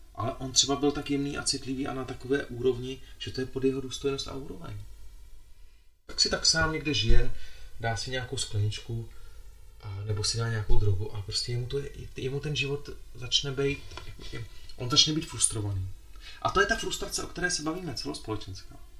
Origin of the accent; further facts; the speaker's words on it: Bohemia, Czechia; moje dvě babičky jsou Slovenky jsem víc Slovák možná než Čech, i když jsem se narodil v Čechách.